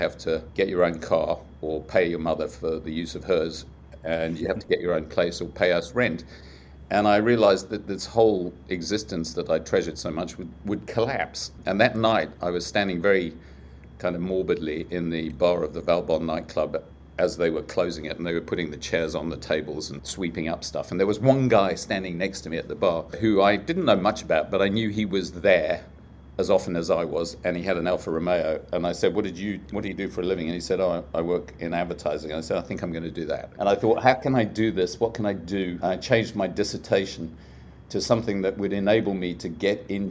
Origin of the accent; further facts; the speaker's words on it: South Africa; moved away as an adult; also born or lived in United Kingdom; I was growing up in South Africa